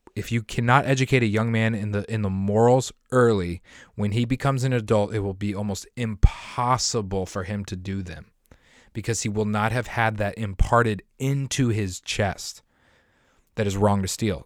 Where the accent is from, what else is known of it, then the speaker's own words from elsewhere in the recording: near Denver, Colorado, United States; moved away; I grew up and I lived in Colorado, right next to the city of Denver, like a ten minute drive from the city of Denver